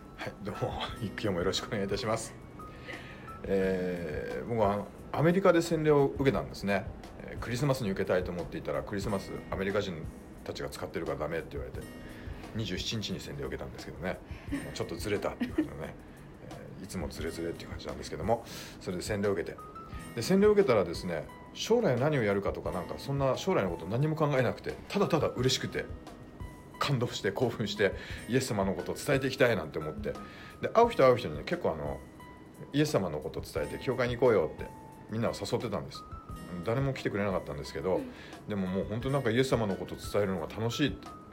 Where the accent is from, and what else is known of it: Japan; born or raised there; moved away